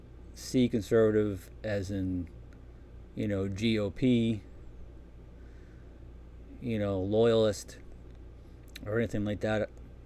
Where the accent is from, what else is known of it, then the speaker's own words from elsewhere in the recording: Massachusetts, United States; I was born and raised in Massachusetts, about 15 miles south of Boston. I come from a large family.